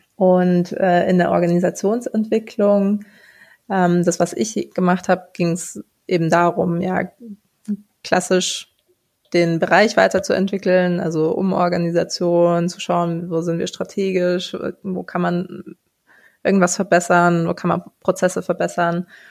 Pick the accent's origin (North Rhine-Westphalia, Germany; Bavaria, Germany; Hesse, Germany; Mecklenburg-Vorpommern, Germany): Bavaria, Germany; Munich; Ich bin ein Münchner Kindel, also in München geboren und aufgewachsen.